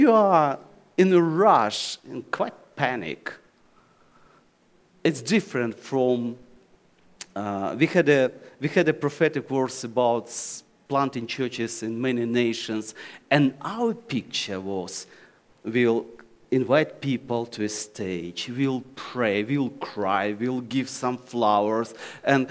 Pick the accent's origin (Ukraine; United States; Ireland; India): Ukraine; English is a second language; Oh, Ukraine